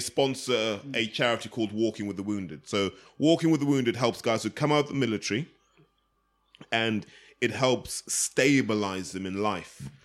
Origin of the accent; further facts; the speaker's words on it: United Kingdom; We're all British